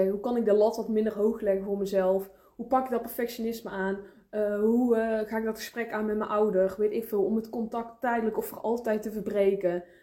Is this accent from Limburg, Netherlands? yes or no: no; 's-Hertogenbosch, North Brabant, Netherlands; ik kom uit Den Bosch. Ik kom uit Noord-Brabant, dus je bent van harte welkom, schat.